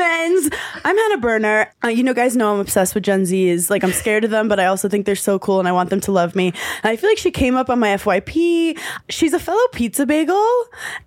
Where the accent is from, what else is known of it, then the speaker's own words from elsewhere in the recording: New York City, New York, United States; also born or lived in Long Island; I grew up in Brooklyn